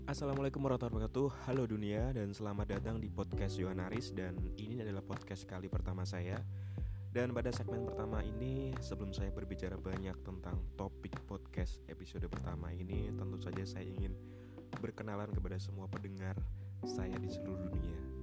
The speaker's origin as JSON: {"language": "Indonesian", "town": "Pati", "region": "Central Java", "country": "Indonesia", "tie": "born or raised there", "also_born_or_lived": "Semarang", "said": "saya lahir di Kota Pati, Jawa Tengah"}